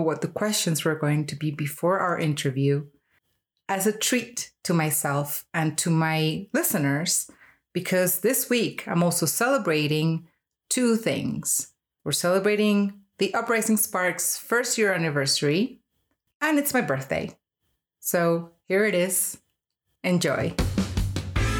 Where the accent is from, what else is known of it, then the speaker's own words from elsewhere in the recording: Colombia; was born in Colombia and I was raised here. I've been here most of my life